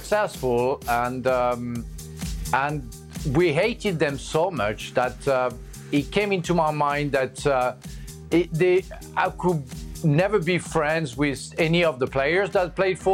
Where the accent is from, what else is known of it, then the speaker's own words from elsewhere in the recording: Marseille, Provence-Alpes-Côte d'Azur, France; I was born in Marseille